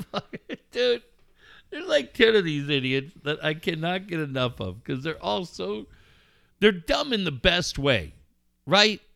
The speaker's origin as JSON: {"language": "English", "town": "Cardiff", "region": "California", "country": "United States", "tie": "born or raised there", "also_born_or_lived": "La Costa, California", "lives_now": "La Mesa, United States", "said": "I grew up in Cardiff"}